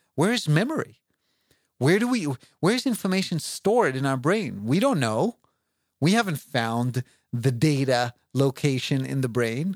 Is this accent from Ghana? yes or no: no; Israel; moved away; I grew up in Israel, and I know Hebrew